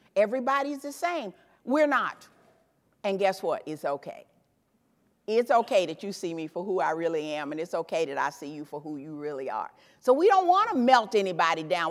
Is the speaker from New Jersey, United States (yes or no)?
no; Memphis, Tennessee, United States; I grew up in Memphis, Tennessee